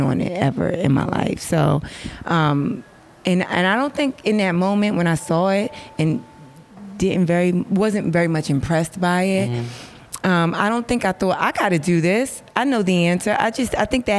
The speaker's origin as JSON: {"language": "English", "region": "New York", "country": "United States", "moved": "as an adult", "lives_now": "Los Angeles, United States", "said": "much as I live in LA, I'm from New York"}